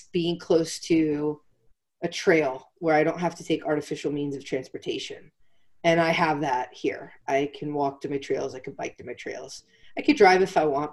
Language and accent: English; Pennsylvania, United States; moved away as an adult; also born or lived in South Carolina / Atlanta; I was born and raised in Pennsylvania.